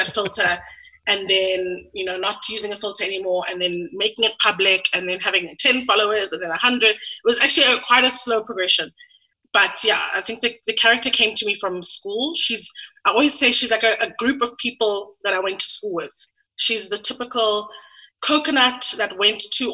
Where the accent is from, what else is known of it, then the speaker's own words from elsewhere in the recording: Sandton, Gauteng, South Africa; also born or lived in London; I grew up in Sandton.